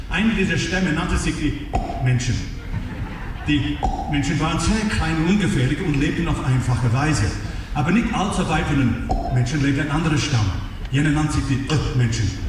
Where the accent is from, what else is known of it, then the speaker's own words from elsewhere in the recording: Australia; moved away; aus meinem Heimat, aus Australien